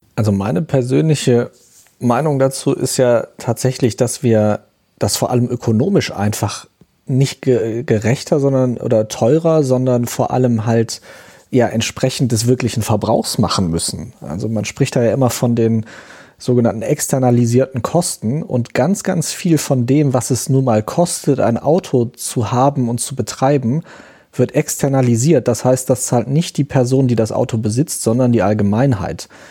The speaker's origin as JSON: {"language": "German", "town": "Aachen", "region": "North Rhine-Westphalia", "country": "Germany", "tie": "born or raised there", "said": "Aachen, wo ich aufgewachsen bin"}